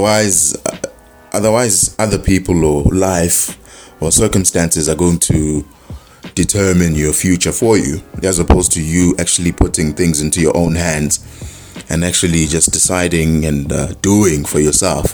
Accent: Ulundi, KwaZulu-Natal, South Africa; moved away; Ulundi, my hometown.

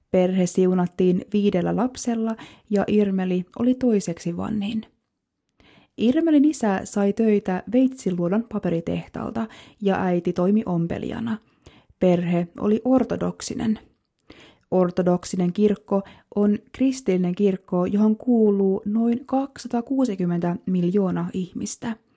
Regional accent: Kemi, Lapland, Finland; born or raised there

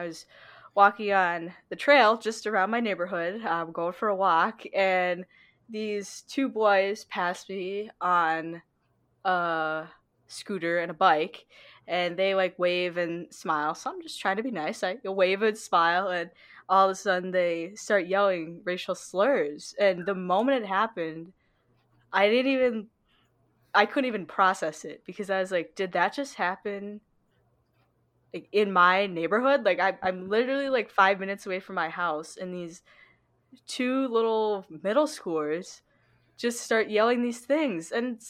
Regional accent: China; since people know that I am from China, some people I could tell they were just, like, taken back

